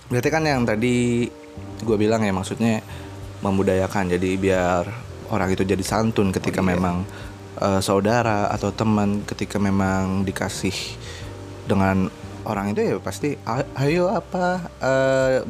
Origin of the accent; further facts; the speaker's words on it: Pekalongan, Central Java, Indonesia; Kalau gue biasa di kampung gue, gue di Pekalongan, kampung gue ya uncle sih.